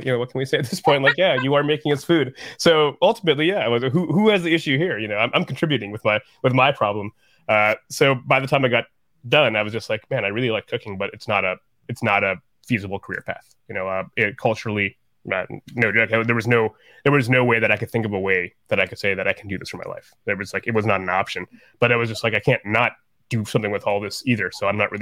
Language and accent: English; Columbus, Ohio, United States; also born or lived in New York City; I was born in Columbus, Ohio, and it might not be what you would expect. It's not like Applebee's food. Like it's my mom made Bengali food in Columbus, Ohio